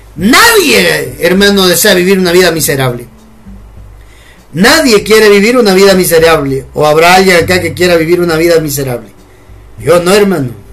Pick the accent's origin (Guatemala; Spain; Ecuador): Guatemala; decimos acá en Guatemala.